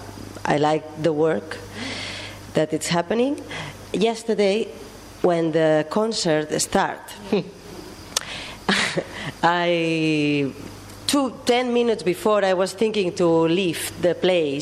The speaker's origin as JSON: {"language": "English", "town": "Barcelona", "region": "Catalonia", "country": "Spain", "said": "I come from Barcelona"}